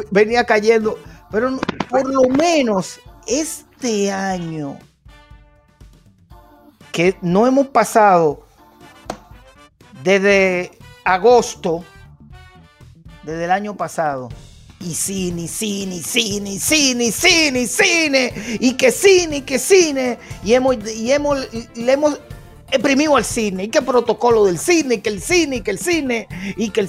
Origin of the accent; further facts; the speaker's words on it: New York, United States; yo sé que mi madre es nacida y criada en Puerto Rico, tengo un cariño especial por Puerto Rico y soy nacido y criado en Nueva York, pero mi corazón se siente dominicano.